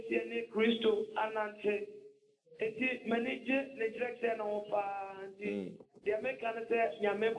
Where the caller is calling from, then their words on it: Western Region, Ghana; I'm calling from Akpangwe in Western Region.